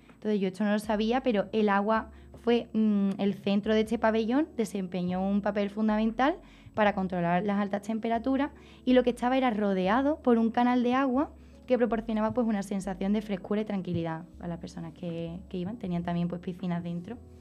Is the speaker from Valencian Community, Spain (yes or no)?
no; Niebla, Andalusia, Spain; mi pueblo Niebla conquistó parte de Sevilla